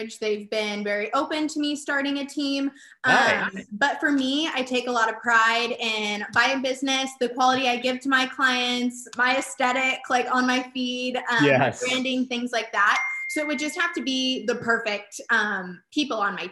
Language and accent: English; California, United States; growing up in the Cali, really all we have is cows and ag